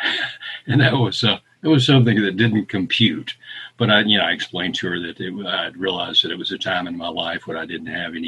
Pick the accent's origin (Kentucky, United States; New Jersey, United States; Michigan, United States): Kentucky, United States; Western; I grew up in Western Kentucky, in extreme Western Kentucky, down where the Ohio is the Mississippi, not far from Monkey's Eyebrow. It's well known. A little place called Raglan, Kentucky.